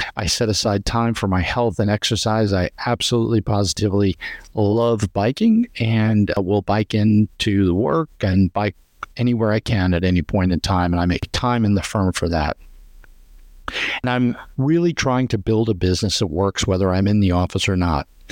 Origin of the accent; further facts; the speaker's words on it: Long Island, New York, United States; moved away as an adult; now in Florida, United States; I grew up on Long Island and moved to Florida about thirty years ago